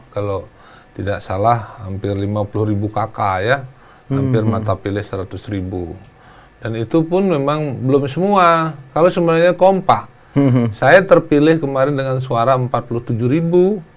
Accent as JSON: {"language": "Indonesian", "town": "Ramadewa", "region": "Lampung", "country": "Indonesia", "tie": "born there", "said": "Yang jelas uh, saya memang lahir di Lampung."}